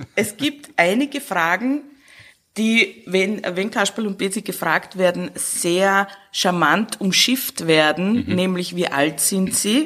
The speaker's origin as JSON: {"language": "German", "region": "Burgenland", "country": "Austria", "tie": "born or raised there", "moved": "as an adult", "lives_now": "Vienna, Austria", "said": "ich komme aus dem Burgenland, da war raus und da war Garten und Grün und Felder"}